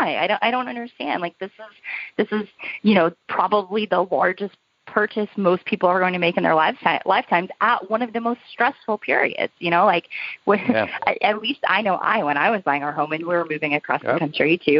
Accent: Oklahoma, United States; also born or lived in New York; now in Nashville, United States; I grew up in Oklahoma

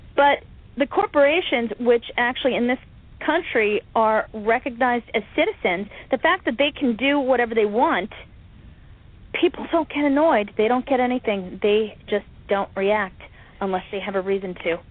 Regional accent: United States; I'm an American

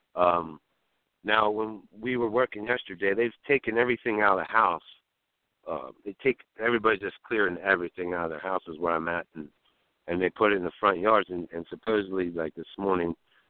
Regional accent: Pennsylvania, United States; I'm from Pennsylvania. I'm in West Virginia.

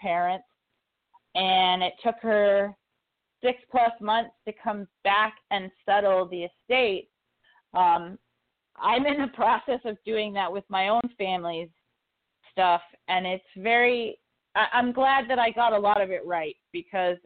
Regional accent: Walpole, New Hampshire, United States; moved away; growing up in New Hampshire

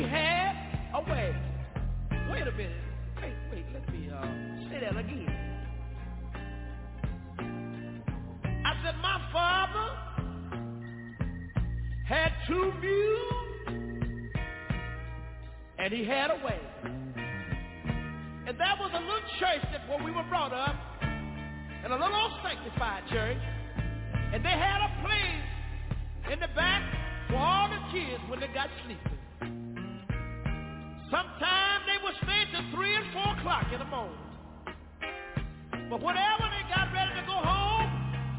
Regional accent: Tyler, Texas, United States; also born or lived in Galilee, Texas; I was born in a little community about 13 miles from Tyler

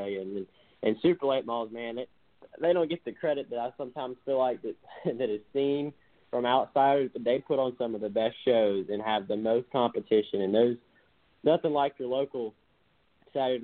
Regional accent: Alabama, United States; I'm from Alabama, so there's not many tall buildings around here.

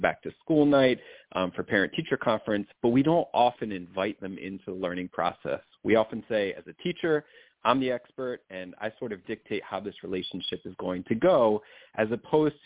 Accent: New Jersey, United States; moved away as an adult; also born or lived in Philadelphia, Pennsylvania; now in Los Angeles, United States; I grew up in South Jersey

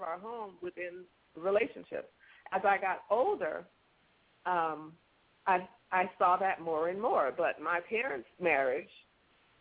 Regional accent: California, United States; I was born in California

